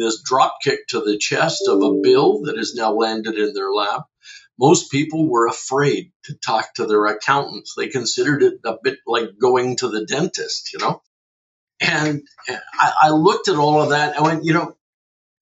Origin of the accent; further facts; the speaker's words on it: Fredericton, New Brunswick, Canada; now in Oshawa, Canada; I'm originally from Fredericton, New Brunswick, came from the East Coast a whole lot of years ago.